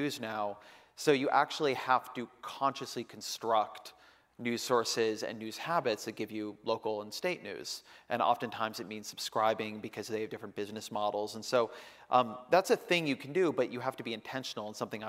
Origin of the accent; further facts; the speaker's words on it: Orange County, California, United States; now in Oakland, United States; when I grew up in Orange County